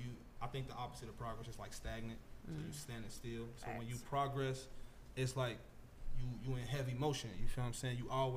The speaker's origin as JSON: {"language": "English", "town": "Cincinnati", "region": "Ohio", "country": "United States", "also_born_or_lived": "West Virginia", "moved": "as an adult", "lives_now": "Charleston, United States", "said": "I'm from Cincinnati, man."}